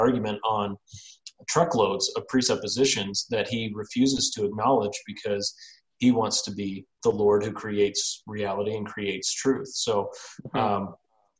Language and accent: English; Missouri, United States; I'm from Missouri